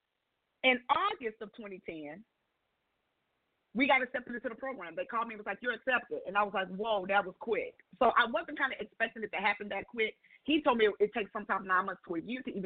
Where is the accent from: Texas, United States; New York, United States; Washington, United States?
Texas, United States; San Antonio; moved away; also born or lived in Mississippi; I'm from San Antonio